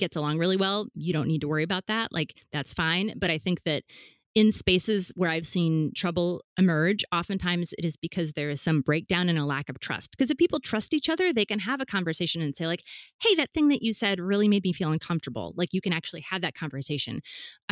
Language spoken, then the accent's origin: English; Fargo, North Dakota, United States; now in Rhode Island, United States; I'm from Fargo, Midwest? Fargo, North Dakota.